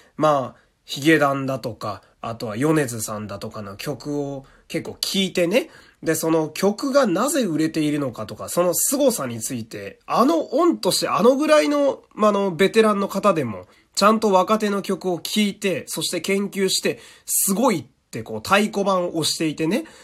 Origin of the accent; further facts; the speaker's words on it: Fukui, Japan; 私の地元福井県